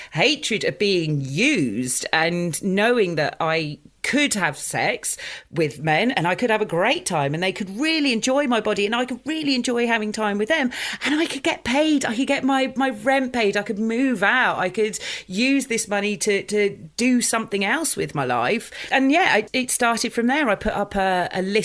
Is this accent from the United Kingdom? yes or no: yes; Dorset, South West England, United Kingdom; moved away as an adult; also born or lived in Litchett Matravers / East Finchley, London; now in London, United Kingdom; I grew up in a very small town, I grew up in Dorset.